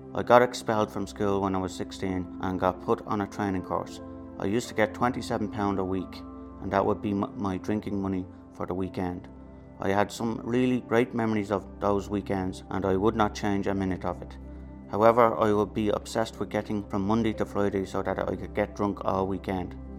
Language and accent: English; Dublin, Leinster, Ireland; I grew up in Ballymun. I was the oldest of seven and I still live here today.